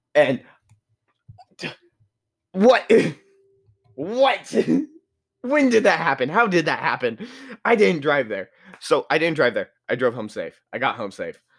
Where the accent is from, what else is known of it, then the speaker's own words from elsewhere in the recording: United States; I'm very much American